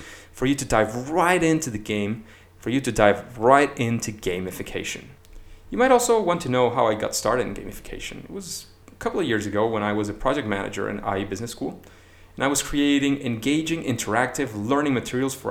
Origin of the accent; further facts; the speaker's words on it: Caracas, Capital District, Venezuela; moved away as an adult; now in Madrid, Spain; I was born in May 9th in Caracas, in Venezuela, where I graduated as a software engineer and later got my MBA